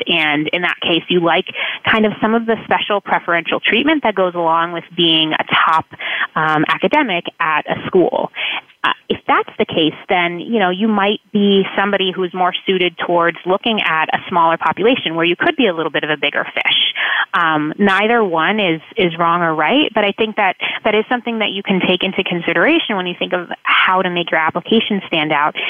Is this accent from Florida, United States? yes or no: yes; South Florida, United States; moved away as an adult; also born or lived in New England; I was born and raised in South Florida